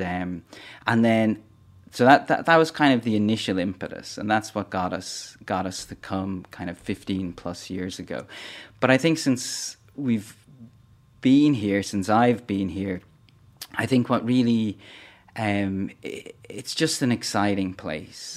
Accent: Dublin, Leinster, Ireland; also born or lived in northern Cameroon; I'm from Dublin in Ireland, and that's where the, the foundation is based as well

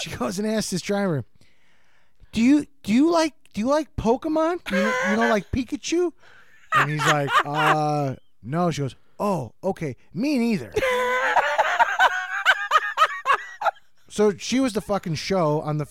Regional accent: near Chicago, Illinois, United States; just Plains right by Chicago

